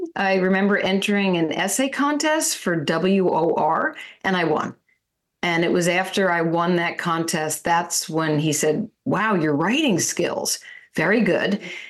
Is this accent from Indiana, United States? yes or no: no; Leonia, New Jersey, United States; I grew up in Leonia, which it still is a small town.